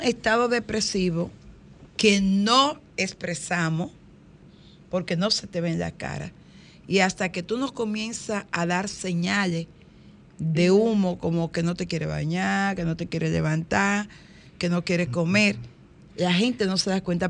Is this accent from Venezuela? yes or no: no; Higüey, La Altagracia, Dominican Republic; Higüey, mi pueblo